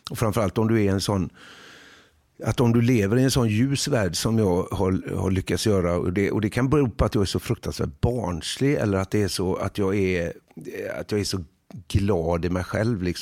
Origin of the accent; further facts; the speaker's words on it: Huxbo, Sweden; För jag är ju själv jag är liksom från Huxbo.